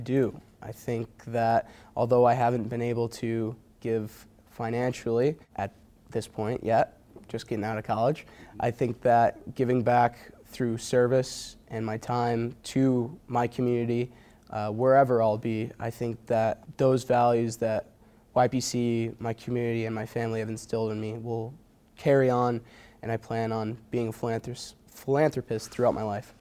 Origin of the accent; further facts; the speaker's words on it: Watertown, New York, United States; moved away as an adult; also born or lived in Potsdam, New York; a lot of my hometown friends that I graduated from Watertown High